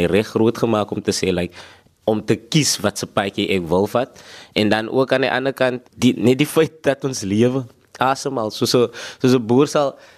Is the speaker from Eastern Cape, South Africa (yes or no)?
yes; Gqeberha, Eastern Cape, South Africa; ek kom van Bloemendal af ek sê altyd is van die Dal af